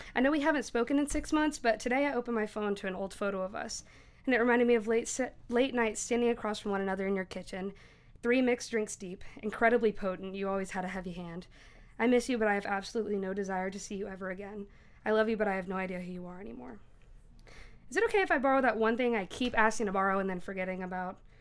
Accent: Knoxville, Tennessee, United States; I'm from Knoxville

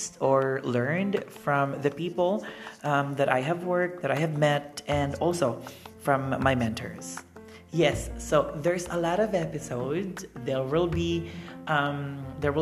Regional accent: Philippines; moved away as an adult; also born or lived in Thailand / Indonesia / Japan; now in Cambodia; I am from the Philippines and currently working here in Cambodia

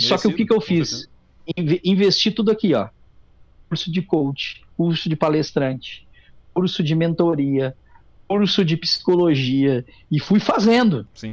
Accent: Tabaí, Rio Grande do Sul, Brazil; also born or lived in Taquari; nasci em Taquari e me criei no Tabaí

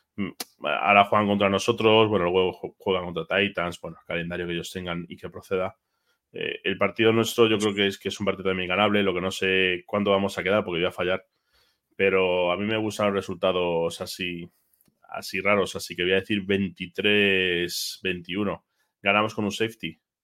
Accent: Madrid, Community of Madrid, Spain; como madrileño que soy, creo que soy el único madrileño

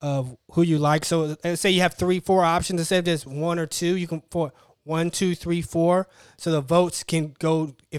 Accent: Tallahassee, Florida, United States; moved away as an adult; I'm from Tallahassee, which is the capital of Florida.

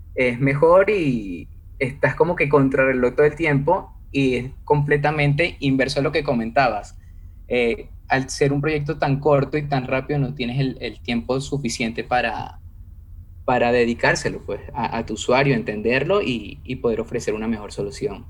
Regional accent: Venezuela; yo soy de Venezuela

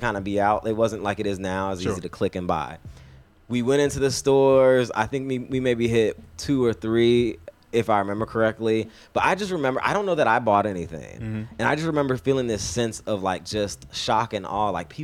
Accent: California, United States; moved away as an adult; I'm from California

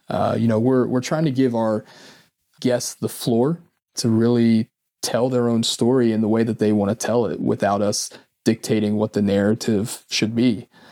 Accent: Mason County, West Virginia, United States; moved away as an adult; also born or lived in Washington, D.C.; now in Northern Virginia, United States; growing up in Mason County

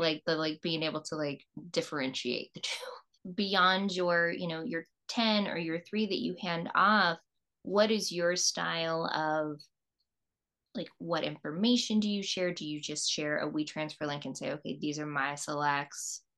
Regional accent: East Coast, United States; moved away; also born or lived in Virginia; I grew up on the East Coast

